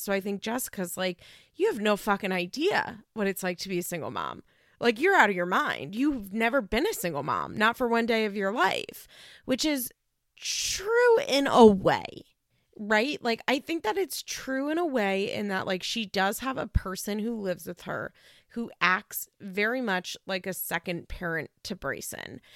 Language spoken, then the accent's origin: English; Philadelphia, Pennsylvania, United States; also born or lived in Baltimore suburbs, Maryland; I'm from the Philadelphia suburbs